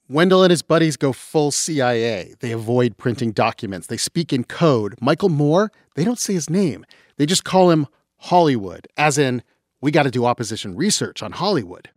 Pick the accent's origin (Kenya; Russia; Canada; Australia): Canada; London, Ontario; moved away; we are both Canadians who walk among you. I'm from London, Ontario.